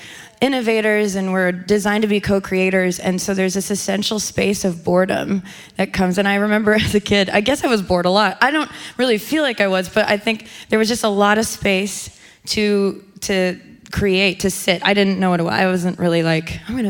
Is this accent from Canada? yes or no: yes; Canada; I grew up in Canada